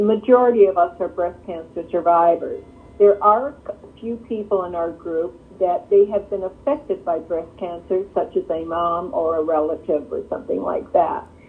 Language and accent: English; Canada; now in Michigan, United States; I'm Canadian, actually, you know, um, but live here